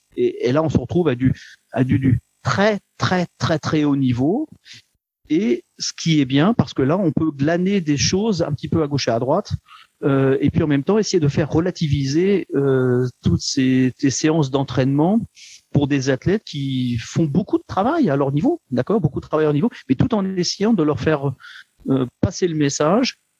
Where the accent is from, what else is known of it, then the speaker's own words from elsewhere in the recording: Le Havre, Normandy, France; now in Luxembourg; Je viens euh, du Havre